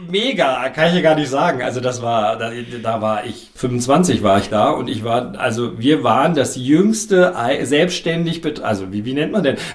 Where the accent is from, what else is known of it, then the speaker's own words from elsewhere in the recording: Kassel, Hesse, Germany; Ich komme aus Kassel, genau.